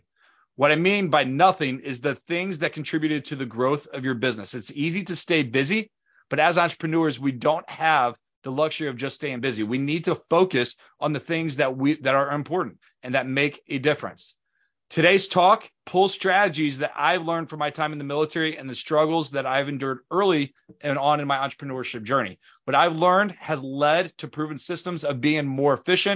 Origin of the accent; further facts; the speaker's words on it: St. Louis, Missouri, United States; We grew up in St. Louis